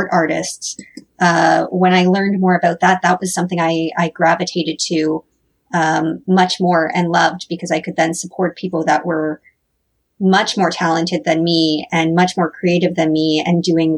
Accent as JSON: {"language": "English", "region": "Northern Ontario", "country": "Canada", "tie": "born or raised there", "also_born_or_lived": "Toronto", "moved": "yes", "lives_now": "Hamilton, Canada", "said": "I grew up in Northern Ontario"}